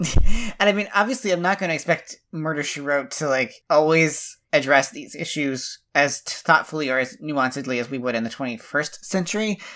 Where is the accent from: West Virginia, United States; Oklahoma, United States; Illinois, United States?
West Virginia, United States; I'm not from the South, but s, really, I'm from West Virginia